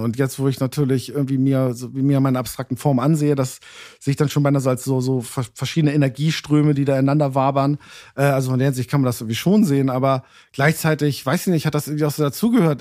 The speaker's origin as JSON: {"language": "German", "region": "Hamburg", "country": "Germany", "tie": "born or raised there", "also_born_or_lived": "London", "moved": "as an adult", "said": "gebürtiger Hamburger, also hier geboren, Hamburg-Altona."}